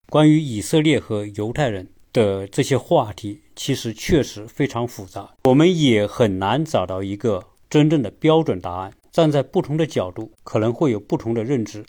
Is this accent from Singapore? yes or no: no; China; 作为一个中国人